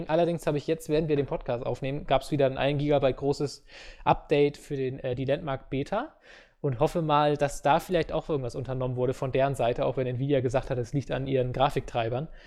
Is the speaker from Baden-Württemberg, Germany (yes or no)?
yes; Baden-Württemberg, Germany; Ich bin Schwabe, mir hört aus Prinzip eh keiner zu.